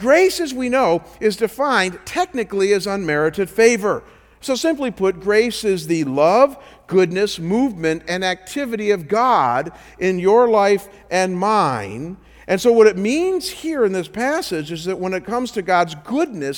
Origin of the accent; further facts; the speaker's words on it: Cleveland, Ohio, United States; I come from Cleveland, so we're not too far from Niagara Falls